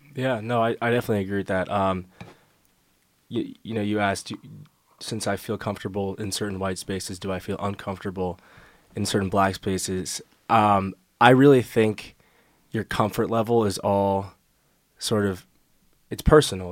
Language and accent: English; New York, United States; I'm from New York